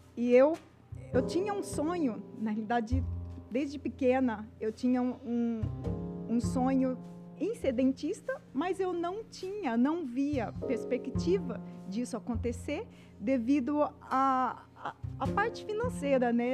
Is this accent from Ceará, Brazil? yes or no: no; Palmeira d'Oeste, São Paulo, Brazil; now in Campinas, Brazil; eu nasci em Palmeira do Oeste, que é uma cidade no interior de São Paulo, perto de próximo a Rio Preto